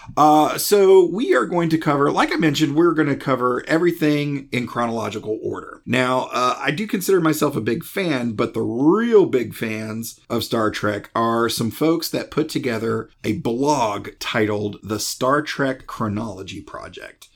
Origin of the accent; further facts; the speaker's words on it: Greenville, South Carolina, United States; I'm from Greenville, South Carolina